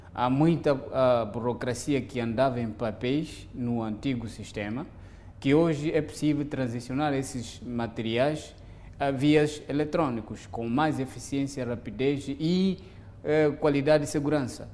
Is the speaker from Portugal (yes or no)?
no; Mozambique